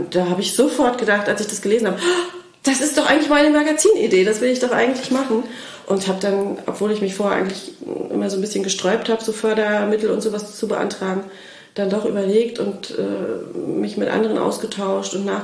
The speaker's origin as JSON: {"language": "German", "region": "Mecklenburg-Vorpommern", "country": "Germany", "said": "sind äh, zwischenzeitlich dann wieder nach Schwerin zurückgezogen, weil Familiengründung anstand und ich bin Mecklenburgerin"}